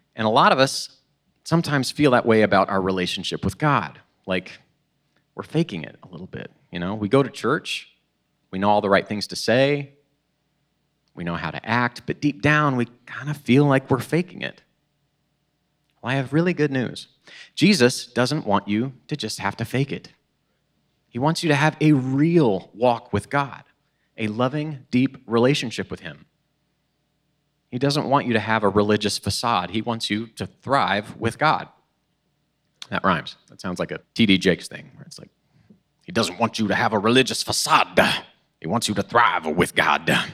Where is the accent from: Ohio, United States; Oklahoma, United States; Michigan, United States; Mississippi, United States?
Oklahoma, United States; moved away as an adult; now in Illinois, United States; I'm originally from Oklahoma.